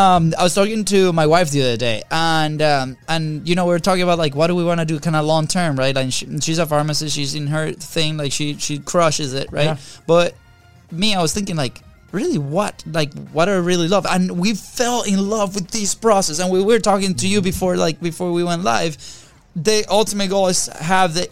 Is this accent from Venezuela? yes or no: yes; Venezuela; moved away; we're two kids from Venezuela